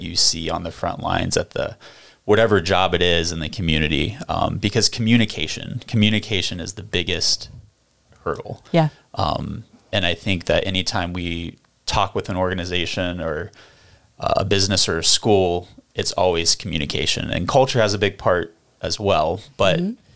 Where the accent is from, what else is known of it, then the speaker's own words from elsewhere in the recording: Columbus, Ohio, United States; moved away as an adult; now in New Philadelphia, United States; I was born and raised in Columbus